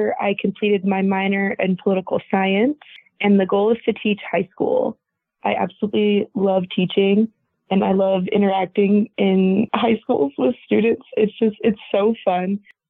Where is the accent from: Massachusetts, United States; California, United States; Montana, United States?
California, United States; also born or lived in New Mexico; I claim Oregon is home because I just prefer it. I grew up a lot in Southern California, about 3 miles north of Mexico. I've lived in New Mexico as well